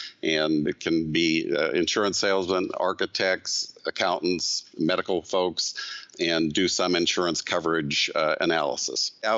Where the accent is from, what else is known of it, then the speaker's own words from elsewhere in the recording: Butte, Montana, United States; I'm from Butte, Montana, and I'm the president of the American Bar Association.